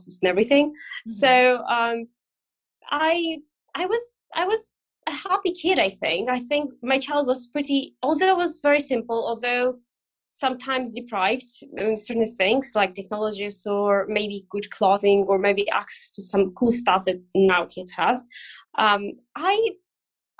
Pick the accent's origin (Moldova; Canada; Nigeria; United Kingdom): Moldova; I grew up in one of those, a very small one